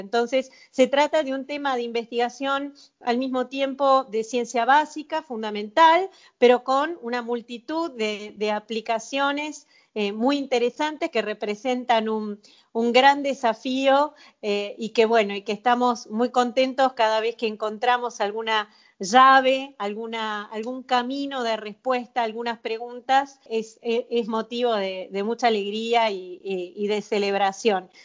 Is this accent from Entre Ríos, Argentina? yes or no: no; Mar del Plata, Buenos Aires Province, Argentina; also born or lived in France; now in Buenos Aires, Argentina; yo nací en Mar del Plata, así que es una, viví muchos años en Francia